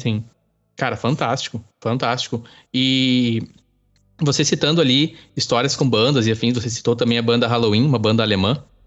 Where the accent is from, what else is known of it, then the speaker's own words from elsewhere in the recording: Campo Bom, Rio Grande do Sul, Brazil; also born or lived in Araricá; Eu sou nascido em Campo Bom e aí moro em Araricá por oito anos